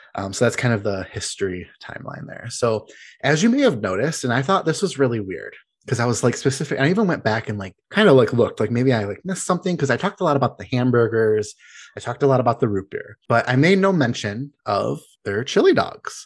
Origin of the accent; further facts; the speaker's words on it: Detroit, Michigan, United States; we're from the Detroit area